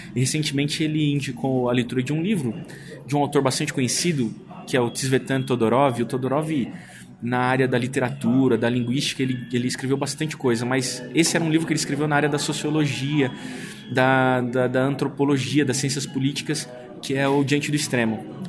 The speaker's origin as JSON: {"language": "Portuguese", "region": "São Paulo", "country": "Brazil", "said": "eu sou paulistano, eu amo São Paulo."}